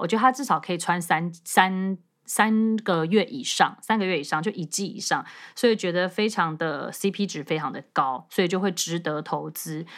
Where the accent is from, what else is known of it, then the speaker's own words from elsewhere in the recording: Taiwan; 以我们台湾人的身材